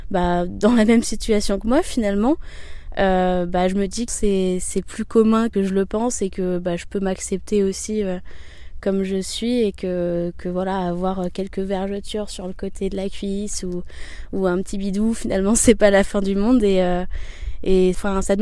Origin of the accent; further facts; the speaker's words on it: Paris, Île-de-France, France; euh, j'ai 25 ans, je viens de Paris